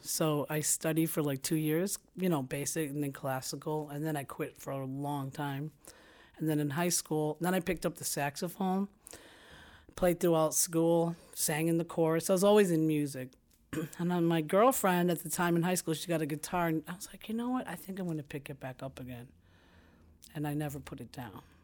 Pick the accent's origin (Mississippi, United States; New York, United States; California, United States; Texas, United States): New York, United States; New York City; I was born in Brooklyn, New York